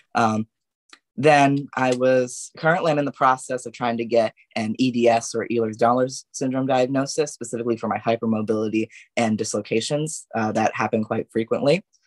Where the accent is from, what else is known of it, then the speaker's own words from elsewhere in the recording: Yorba Linda, California, United States; from Yorba Linda specifically.